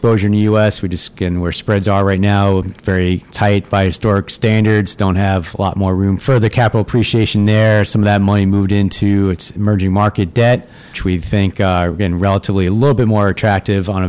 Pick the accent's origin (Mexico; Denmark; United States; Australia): United States; Long Island, New York; I'm growing up on Long Island, so grew up a diehard Yankees fan